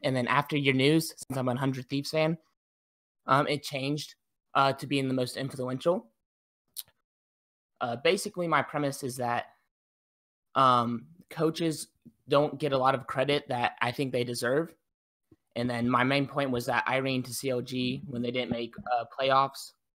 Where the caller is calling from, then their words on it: Lancaster, Ohio, United States; I'm calling from Lancaster, Ohio, about 30 minutes from Columbus, Ohio.